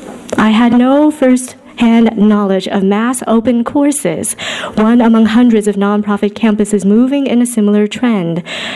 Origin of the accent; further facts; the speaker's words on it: New England, United States; moved away as an adult; also born or lived in Northern California; Over 3 decades ago, although at times it seems only yesterday, I was born and raised in Pilgrim Woodsy, New England. Then moved to Northern California, the Bay Area of the late 90s to be exact.